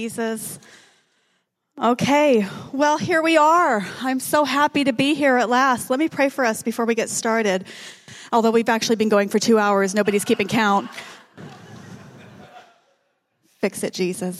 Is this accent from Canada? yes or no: yes; Calgary, Alberta, Canada; born or raised there; also born or lived in Regina, Canada / Winnipeg, Canada